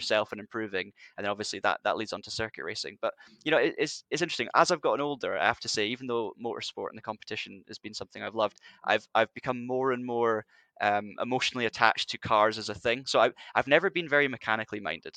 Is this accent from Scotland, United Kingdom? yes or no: yes; Highlands of Scotland, United Kingdom; in the north of Scotland, 'cause I'm from the Highlands